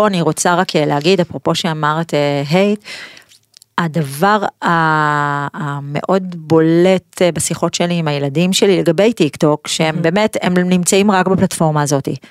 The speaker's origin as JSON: {"language": "Hebrew", "town": "Pardes Hanna-Karkur", "region": "Haifa District", "country": "Israel", "tie": "born or raised there", "said": "נולדתי בפרדס חנה"}